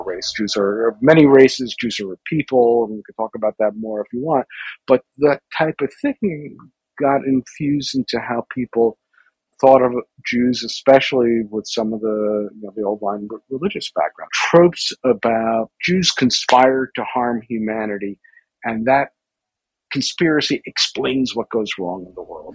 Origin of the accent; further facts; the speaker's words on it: New York City, New York, United States; I grew up in New York City